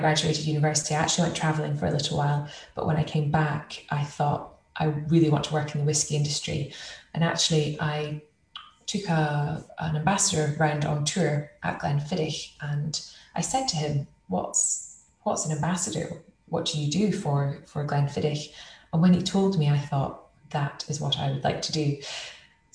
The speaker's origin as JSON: {"language": "English", "town": "Elgin", "region": "Scotland", "country": "United Kingdom", "tie": "born or raised there", "said": "I grew up just outside Elgin, so in the Speyside region, Murray Speyside"}